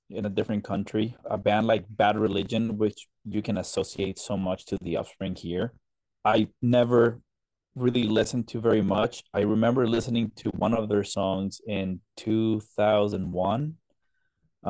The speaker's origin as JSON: {"language": "English", "country": "Colombia", "tie": "born or raised there", "moved": "yes", "said": "I grew up in Colombia, South America"}